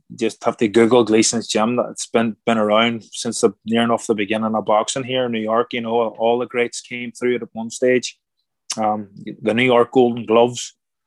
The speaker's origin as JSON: {"language": "English", "country": "Ireland", "moved": "as an adult", "lives_now": "United States", "said": "I'm Irish"}